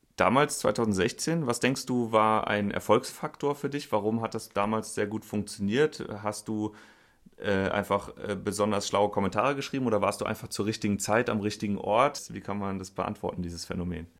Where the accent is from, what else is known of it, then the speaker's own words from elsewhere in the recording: Linz am Rhein, Rhineland-Palatinate, Germany; moved away; Ich sitze in Linz am Rhein in einem Weinkeller und äh, treffe hier in meiner alten Heimat